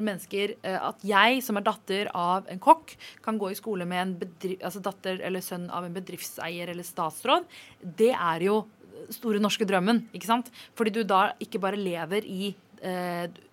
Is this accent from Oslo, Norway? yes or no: yes; Oslo, Norway; jeg er fra Groruddalen